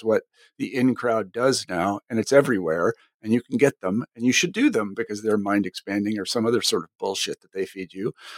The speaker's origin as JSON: {"language": "English", "region": "Kansas", "country": "United States", "said": "I mean, my experience was I came from Kansas, and granted, Kansas is not like every place else."}